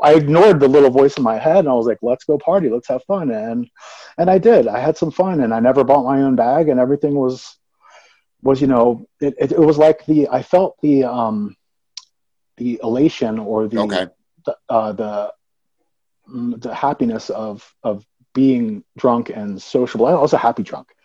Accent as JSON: {"language": "English", "town": "Atlantic City", "region": "New Jersey", "country": "United States", "tie": "born or raised there", "moved": "as an adult", "lives_now": "Colorado, United States", "said": "I was born and raised in Atlantic City, New Jersey"}